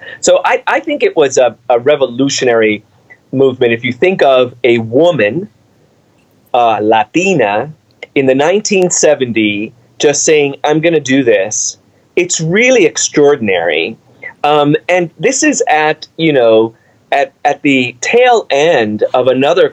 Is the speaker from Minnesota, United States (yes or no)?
no; New York City, New York, United States; also born or lived in Cuba; We grew up in the Bronx